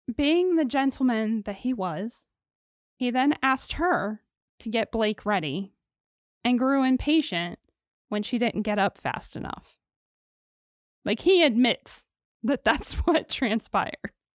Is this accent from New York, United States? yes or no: no; Ohio, United States; it happened near and around my hometown